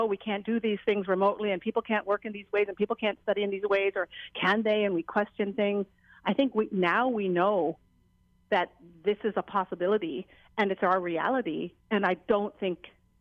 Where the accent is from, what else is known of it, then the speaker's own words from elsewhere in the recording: Jamaica; now in Hawaii, United States; as a Jamaican